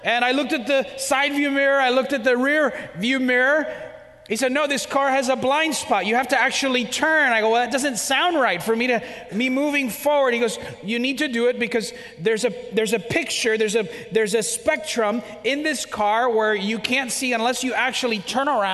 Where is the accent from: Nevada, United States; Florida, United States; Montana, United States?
Florida, United States; Miami; I was born and raised in Miami, Florida. I'm an American of Cuban descent